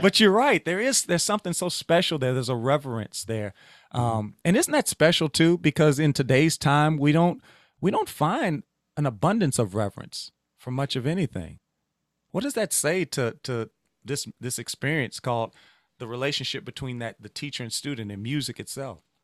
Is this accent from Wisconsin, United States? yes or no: no; Louisiana, United States; I'm from Louisiana.